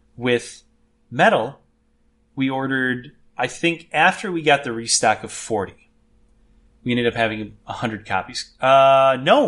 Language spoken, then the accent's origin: English; Merton, Wisconsin, United States; I grew up in Merton